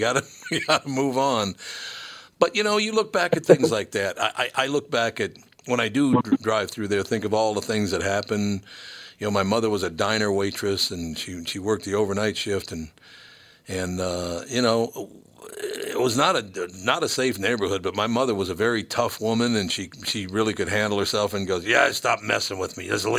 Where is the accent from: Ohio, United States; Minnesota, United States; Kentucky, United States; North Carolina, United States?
Minnesota, United States; Minneapolis; I grew up in North Minneapolis, which is an area. It would be the lowest income neighborhood in the entire state of Minnesota